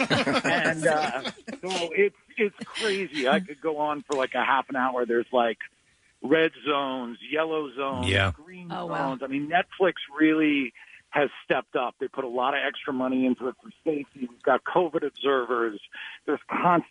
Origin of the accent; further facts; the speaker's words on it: Philadelphia, Pennsylvania, United States; Philly's my hometown